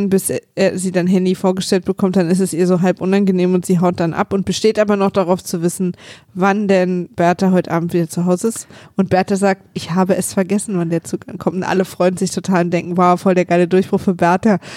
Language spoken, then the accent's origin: German; East Germany, Germany; Du, ich komme aus der DDR.